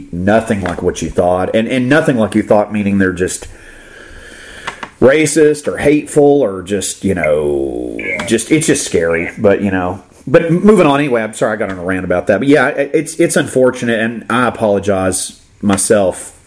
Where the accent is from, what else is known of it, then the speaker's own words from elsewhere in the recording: Florida, United States; I grew up in Florida